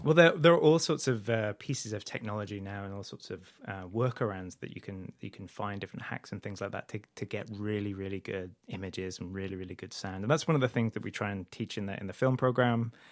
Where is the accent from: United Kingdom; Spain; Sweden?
United Kingdom; moved away as an adult; also born or lived in Idaho; now in United States; I'm originally from the U K, um, but I, I've lived in the U S, uh, for about ten years now.